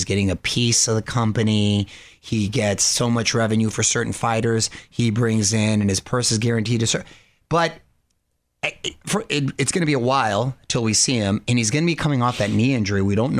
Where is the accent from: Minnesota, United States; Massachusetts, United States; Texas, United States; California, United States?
California, United States; Chula Vista; he's from Tijuana, which is a neighboring city where I grew up in Chula Vista